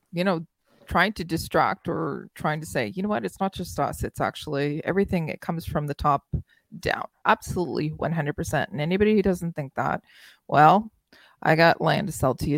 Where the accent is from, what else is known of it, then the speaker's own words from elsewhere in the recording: Nova Scotia, Canada; That's where my hometown is